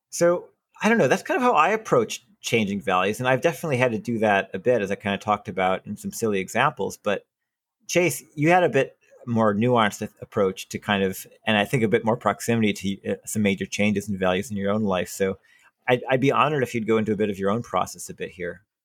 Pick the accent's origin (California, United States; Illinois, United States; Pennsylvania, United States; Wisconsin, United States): Wisconsin, United States; moved away; I was raised in Wisconsin and people bleed green and gold in Wisconsin